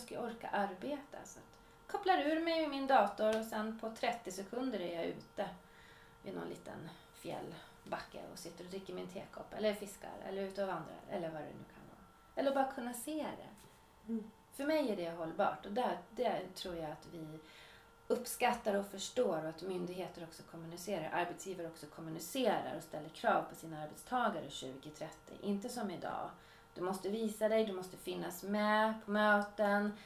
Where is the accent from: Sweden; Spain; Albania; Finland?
Sweden; Uppsala, Uppsala County; also born or lived in Swedish inland (Norrland); now in Swedish inland, Sweden; jag kommer ju från Uppsala, har ju flyttat hit för att jag vill ha lugn och ro